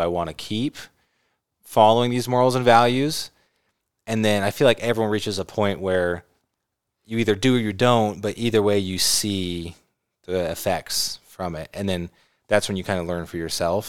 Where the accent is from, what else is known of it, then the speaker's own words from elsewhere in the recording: California, United States; I grew up in California